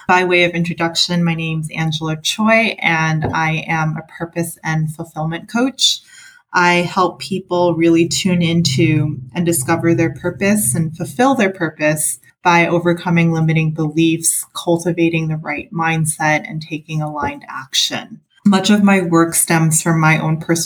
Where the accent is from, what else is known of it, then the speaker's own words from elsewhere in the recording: New York City, New York, United States; I grew up in Chinatown, New York City.